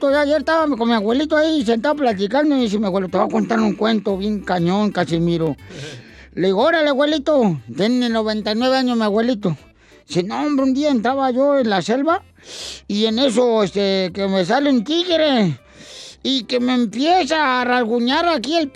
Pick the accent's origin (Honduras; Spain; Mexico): Honduras; now in United States; Soy de Honduras.